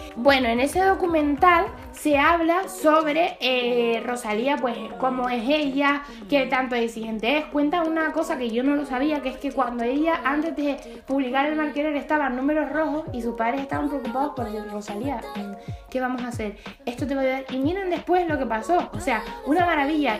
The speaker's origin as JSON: {"language": "Spanish", "region": "Canary Islands", "country": "Spain", "said": "yo soy canaria"}